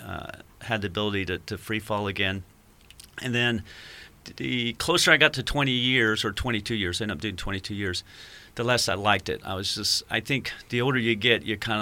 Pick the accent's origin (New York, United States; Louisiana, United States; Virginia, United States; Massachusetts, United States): Virginia, United States; Yorktown; So I grew up in Yorktown, Virginia, and I had grandparents in Florida and Indiana, so you could drive there.